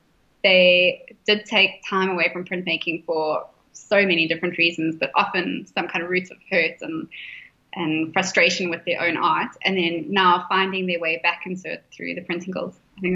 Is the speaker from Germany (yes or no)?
no; South Africa; I would say it's a really important part of South Africa and being a South African. I think we are a very creative nation.